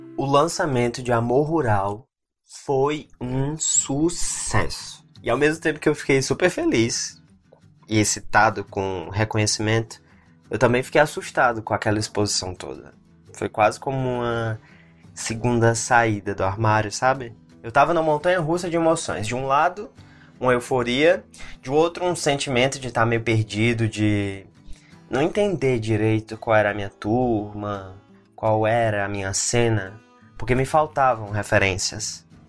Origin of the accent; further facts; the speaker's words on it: Franca, São Paulo, Brazil; now in São Paulo, Brazil; Eu cresci em Franca